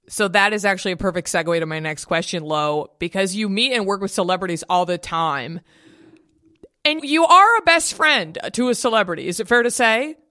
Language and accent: English; Dallas, Texas, United States; I'm from Dallas